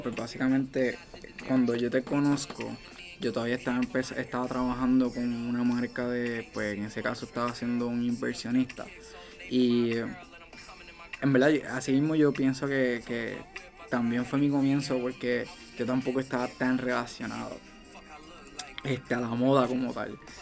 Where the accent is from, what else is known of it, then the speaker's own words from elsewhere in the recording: Ponce, Puerto Rico; yo vengo de Ponce